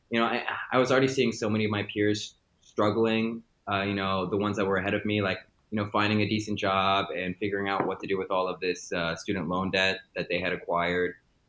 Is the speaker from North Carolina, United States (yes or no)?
no; Maryland, United States; I'm American. I was born and raised in Maryland, moved around a lot, spent a lot of time in different parts of the East Coast as I grew up and became an individual.